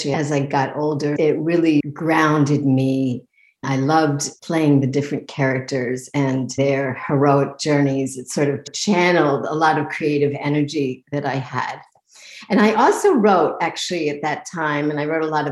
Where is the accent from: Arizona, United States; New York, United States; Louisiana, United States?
New York, United States; I grew up in New York